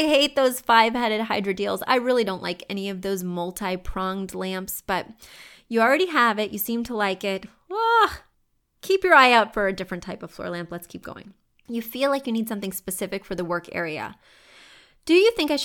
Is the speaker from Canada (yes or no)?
no; Missouri, United States; now in New York City, United States; When you go to Missouri, all the homes are low in the places I grew up